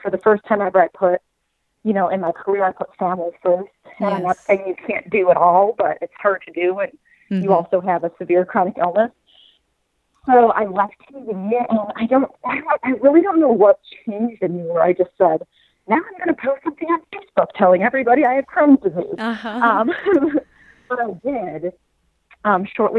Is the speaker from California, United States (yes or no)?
no; Chicago, Illinois, United States; moved away as an adult; also born or lived in Springfield, Illinois / St. Louis; I'm from Chicago, so that's about 3 hours from where I grew up.